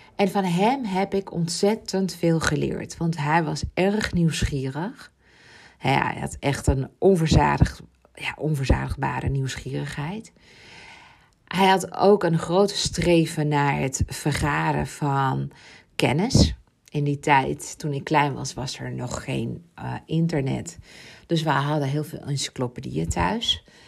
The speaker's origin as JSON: {"language": "Dutch", "area": "Ibiza", "region": "Balearic Islands", "country": "Spain", "tie": "born or raised there", "said": "mijn jeugd op Ibiza, want ik ben daar geboren."}